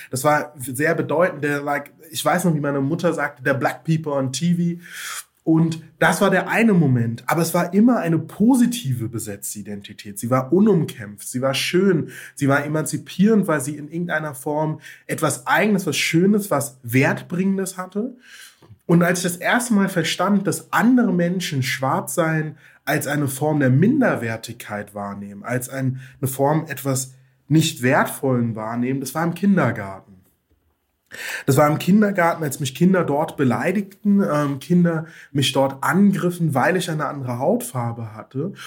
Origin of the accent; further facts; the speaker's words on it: Rhineland-Palatinate, Germany; also born or lived in Mainz; bin im ländlichen Raum aufgewachsen in Rheinland-Pfalz, habe dort zwischen den Weinbergen gespielt